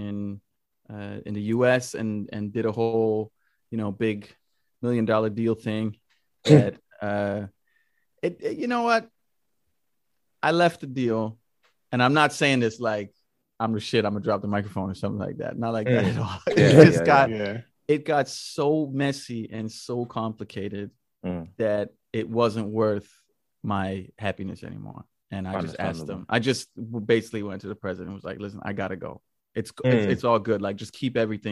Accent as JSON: {"language": "English", "country": "Jamaica", "also_born_or_lived": "Toronto", "moved": "yes", "lives_now": "Berlin, Germany", "said": "I'm originally from Jamaica and landed in Berlin"}